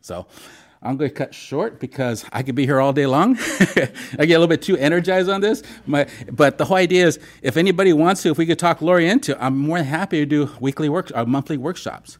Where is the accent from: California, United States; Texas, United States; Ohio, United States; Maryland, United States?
California, United States; San Diego; I'm born and raised in San Diego